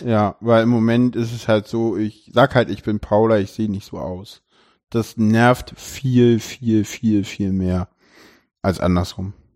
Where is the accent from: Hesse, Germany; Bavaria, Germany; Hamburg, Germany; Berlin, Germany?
Berlin, Germany; ich bin in Köpenick geboren, aufgewachsen